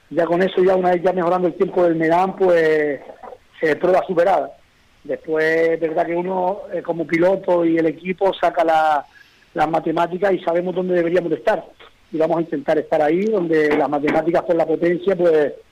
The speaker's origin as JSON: {"language": "Spanish", "town": "Fataga", "region": "Canary Islands", "country": "Spain", "tie": "born or raised there", "said": "la suya de Fataga la hago por tradición, por porque es algo que es una fiesta en mi pueblo"}